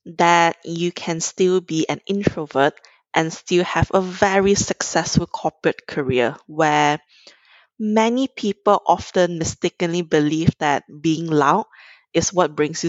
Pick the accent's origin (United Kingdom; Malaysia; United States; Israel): Malaysia; Kuala Lumpur; I'm originally from Malaysia, grew up in Kuala Lumpur